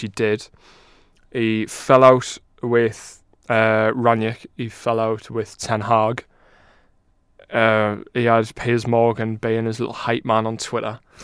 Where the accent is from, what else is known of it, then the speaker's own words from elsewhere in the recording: England, United Kingdom; we're both as English as they come